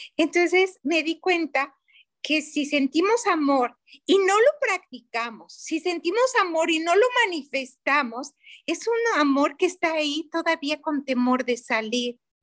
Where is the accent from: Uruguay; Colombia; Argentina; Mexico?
Mexico; soy mexicana